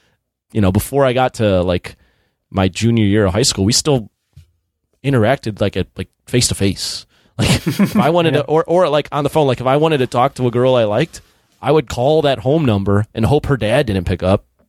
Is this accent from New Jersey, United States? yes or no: no; Niles, Illinois, United States; so I grew up in Niles, Illinois.